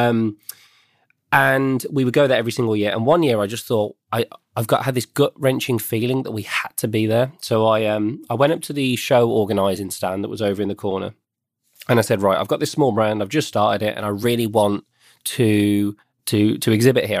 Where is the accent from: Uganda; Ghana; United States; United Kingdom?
United Kingdom; Birmingham, West Midlands; I grew up in the West Midlands of the UK.